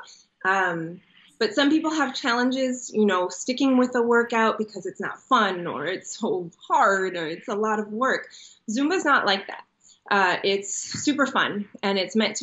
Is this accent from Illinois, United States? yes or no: yes; Chicago, Illinois, United States; moved away as an adult; also born or lived in Israel; now in San Diego, United States; I was actually born in Israel, and then I moved to Chicago as a kid, and I grew up there